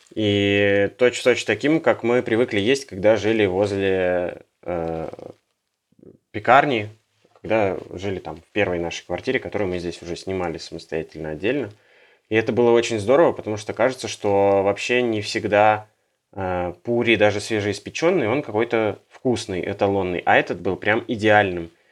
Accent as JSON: {"language": "Russian", "town": "Yekaterinburg", "region": "Sverdlovsk Oblast", "country": "Russia", "moved": "yes", "said": "мы с Урала, из Екатеринбурга."}